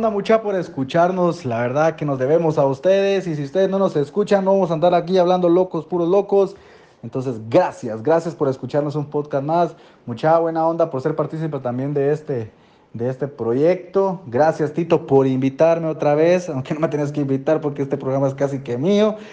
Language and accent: Spanish; Guatemala; confiando en mi país, confiando en la selección